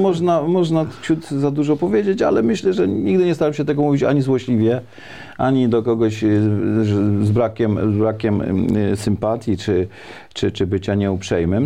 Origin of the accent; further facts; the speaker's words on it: Szydłów, Świętokrzyskie Voivodeship, Poland; ja y, jestem mieszkańcem powiatu staszowskiego, pochodzę z pięknej historycznej miejscowości Szydłów